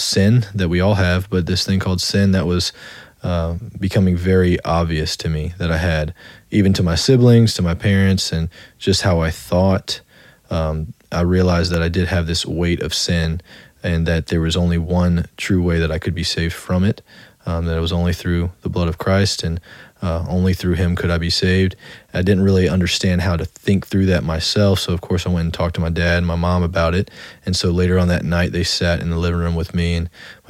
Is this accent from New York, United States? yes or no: no; Slidell, Louisiana, United States; also born or lived in Metairie, Louisiana; That's where I primarily grew up, was in Slidell